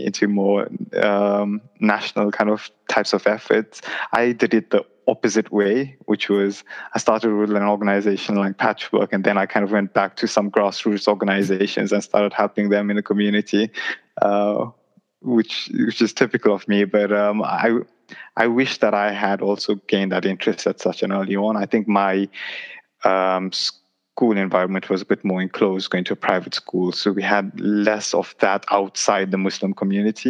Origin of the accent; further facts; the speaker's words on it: London, United Kingdom; growing up in Tooting